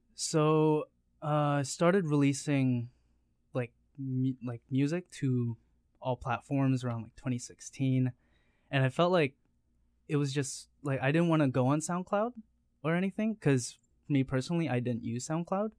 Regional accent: Steinbach, Manitoba, Canada; moved away; I'm originally from Steinbach

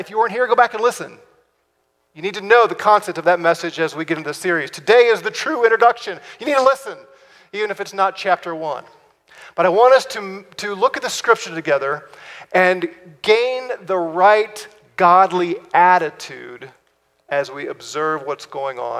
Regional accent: United States; we're American citizens

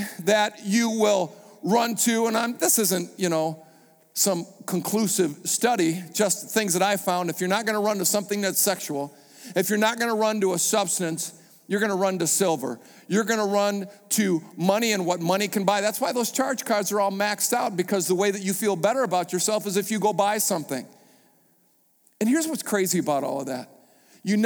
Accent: United States; I was a pastor from America

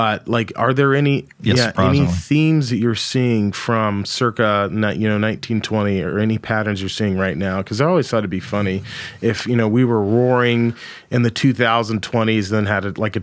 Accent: Paris, Texas, United States; moved away; I was born in Paris, Texas

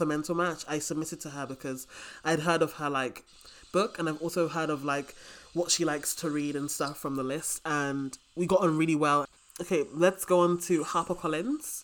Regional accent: United Kingdom; I'm very British

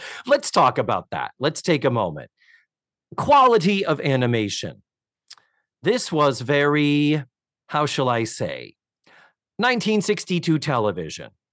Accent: Brockton, Massachusetts, United States; now in Orlando, United States; my hometown of Brockton, Massachusetts

